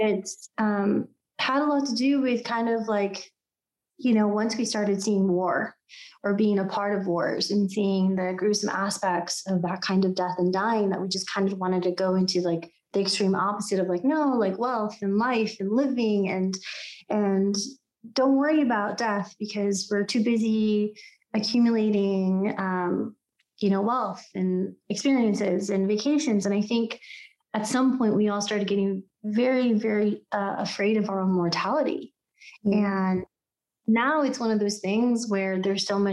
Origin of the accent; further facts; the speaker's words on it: United States; also born or lived in Mexico (ancestry); I'm Mexican American